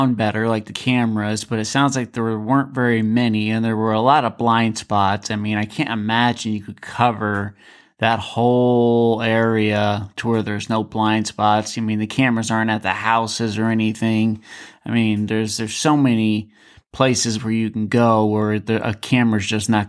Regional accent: Alaska, United States; I'm from Alaska actually myself

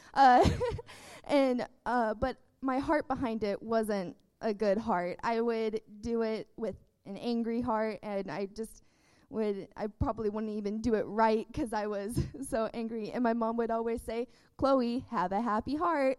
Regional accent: Texas, United States; I was born in Texas

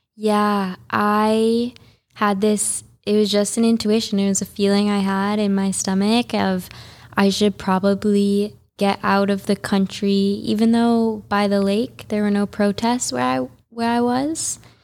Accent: Highland Park, Illinois, United States; born or raised there; moved away as an adult; also born or lived in San Diego / Costa Rica / Guatemala; now in Juneau, United States

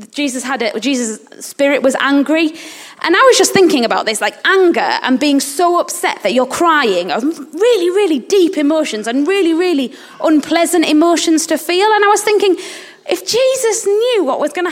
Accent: England, United Kingdom; also born or lived in Uganda; in England we're really, really, or as British people, we're really reserved

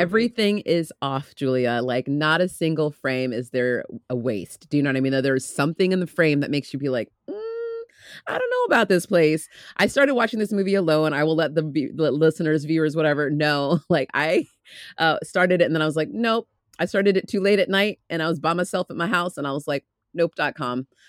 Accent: United States; I'm American

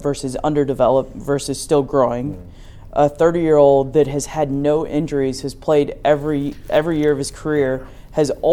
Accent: North Carolina, United States; moved away; I'm from North Carolina

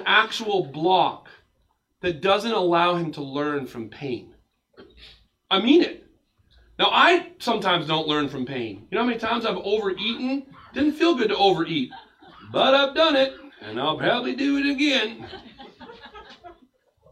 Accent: United States; as an American pastor

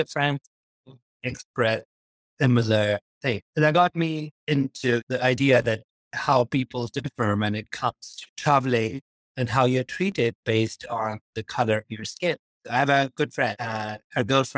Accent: Pakistan; now in United Kingdom; I grew up in Pakistan

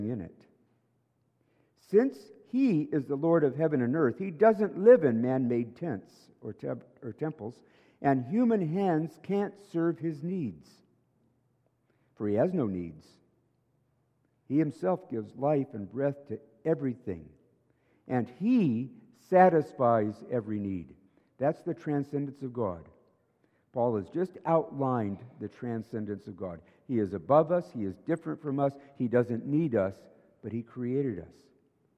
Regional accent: United States; now in Canada; I'm an American

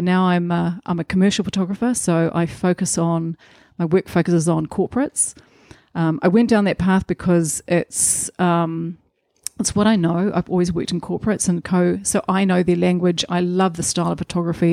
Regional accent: Rotorua, Bay of Plenty, New Zealand; so I'm a Rotorua girl. I grew up in Rotorua.

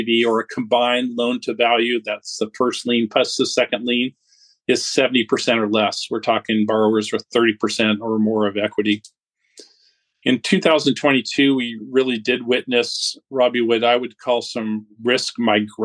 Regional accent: California, United States; moved away as an adult; now in Dallas, United States; originally I'm from California, but have been in Dallas, Texas here for the last 12 years

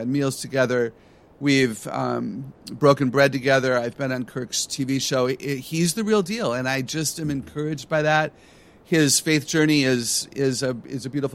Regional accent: Wisconsin, United States; I grew up in Wisconsin

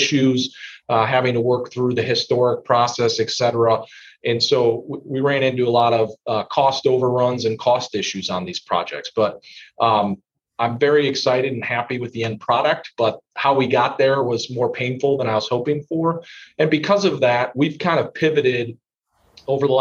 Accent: Indiana, United States; my home state of Indiana

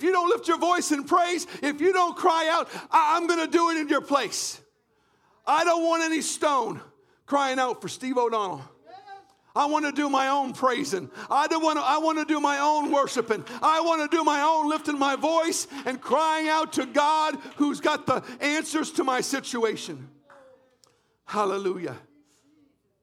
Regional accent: Canada; I was brought up in Canada

